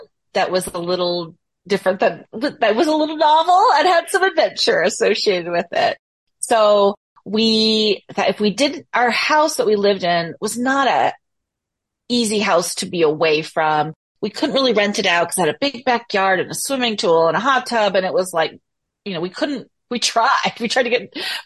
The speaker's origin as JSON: {"language": "English", "area": "Bay Area", "region": "California", "country": "United States", "moved": "as an adult", "said": "I'm from the Bay Area."}